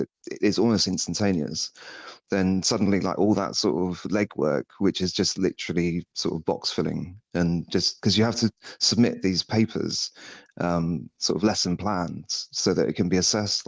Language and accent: English; Somerset, South West England, United Kingdom; I'm from Somerset.